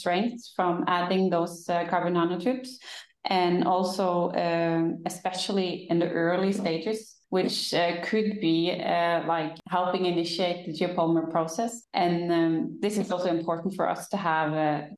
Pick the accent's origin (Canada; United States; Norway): Norway; I'm from Norway.